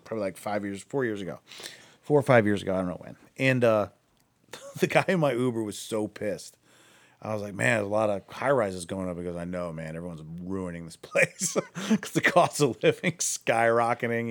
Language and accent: English; Akron, Ohio, United States; now in Cleveland, United States; I'm from Akron